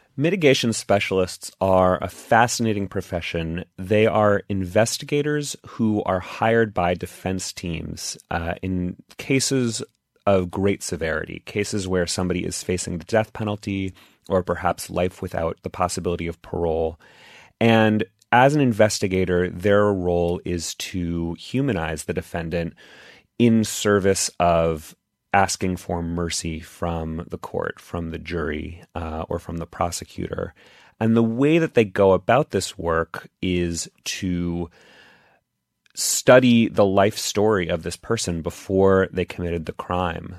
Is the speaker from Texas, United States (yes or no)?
yes; Texas, United States; I grew up in Texas